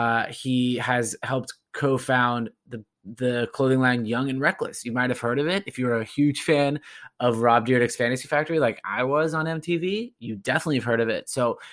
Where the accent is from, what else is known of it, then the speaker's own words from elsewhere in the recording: Orange County, California, United States; So when I was growing up in Orange County, California, I was obsessed with fashion.